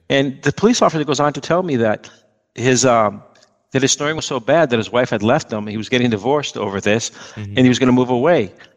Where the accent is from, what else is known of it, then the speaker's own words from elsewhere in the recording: New York City, New York, United States; moved away as an adult; I was just going to stay in New York. That's where I was born. I'm, I was born in Manhattan